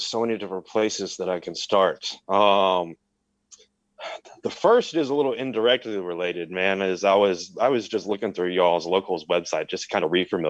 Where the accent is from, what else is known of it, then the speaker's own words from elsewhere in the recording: Knoxville, Tennessee, United States; I'm from Knoxville, Tennessee.